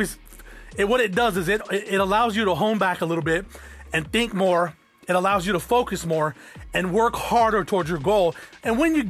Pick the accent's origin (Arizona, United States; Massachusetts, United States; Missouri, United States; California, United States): Arizona, United States; South Tucson; I grew up in South Tucson